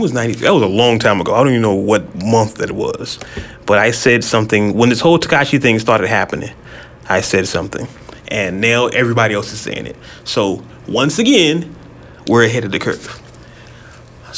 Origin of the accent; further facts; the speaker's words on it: California, United States; I'm from California